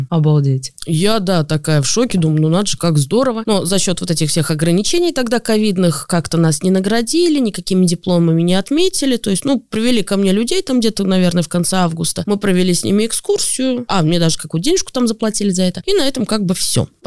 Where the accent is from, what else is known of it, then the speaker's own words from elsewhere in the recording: Moscow, Russia; Я, поскольку коренная москвичка, и вот, как ты сказал, вот с дедушкой выходили, он тебе рассказывал о всех улицах.